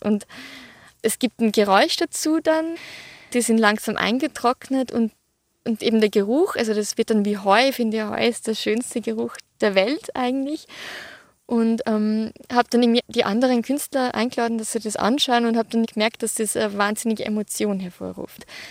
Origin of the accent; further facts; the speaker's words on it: Hausruckviertel, Upper Austria, Austria; ich bin im Hausrückviertel in Oberösterreich aufgewachsen, auf einem Bauernhof